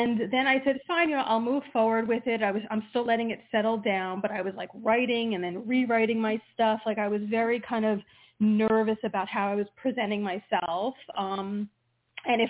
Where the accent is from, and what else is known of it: New Jersey, United States